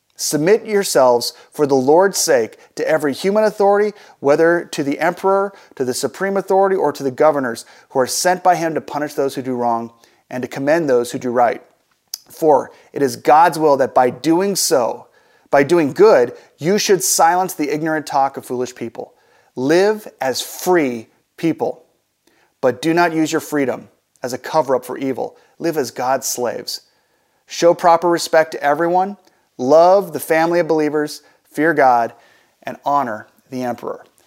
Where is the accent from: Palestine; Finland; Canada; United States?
United States; As American Christians, we get a chance to live in the best country in the world